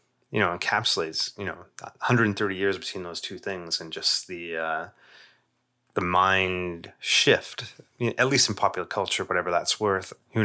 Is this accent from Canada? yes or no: yes; Canada; And again, we have our own biases here, being Canadian, but in Eastern North America is much less of a thing than it was.